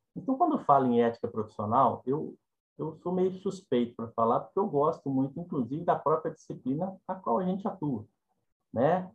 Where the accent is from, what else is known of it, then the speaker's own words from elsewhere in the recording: Minas Gerais, Brazil; eu sou mineiro e falo ai, né? E enquanto mineiro falo ai